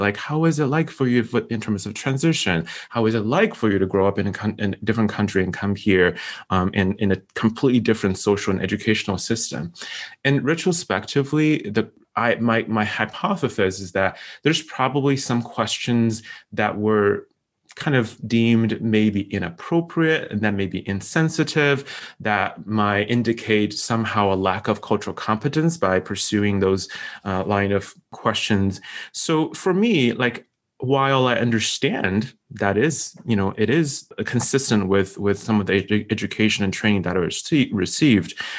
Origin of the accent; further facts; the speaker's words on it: China; moved away as an adult; also born or lived in Syracuse, New York; now in United States; I'm from China